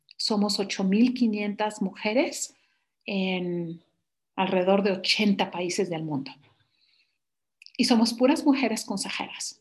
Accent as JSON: {"language": "Spanish", "country": "Mexico", "moved": "as an adult", "said": "me regreso a mi país y es un país muy noble"}